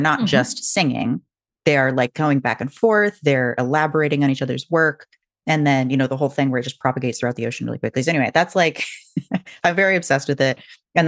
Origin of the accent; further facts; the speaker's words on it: Washington, United States; I grew up near the Puget Sound. So even mm-hmm. though I didn't really see whales, they were like, you know, farther north and not really like in Seattle.